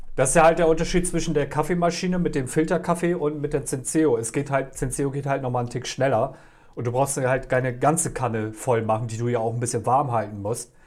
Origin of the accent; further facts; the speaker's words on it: Oldenburg, Lower Saxony, Germany; aus meiner Heimat hier, aus Oldenburg